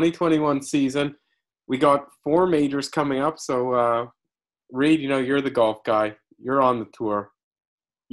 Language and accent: English; Canada; I'm Canadian